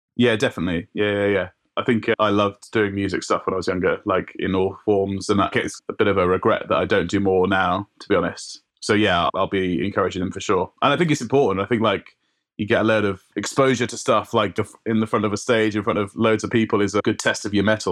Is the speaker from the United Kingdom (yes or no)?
yes; South Wales valleys, United Kingdom; I grew up in South Wales, right? In the valleys